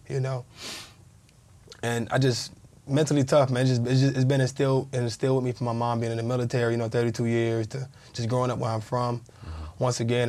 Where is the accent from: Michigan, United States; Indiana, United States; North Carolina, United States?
North Carolina, United States; Fayetteville; I'm from Fayetteville, North Carolina, man. Fayetteville, Rayford, you know, from that area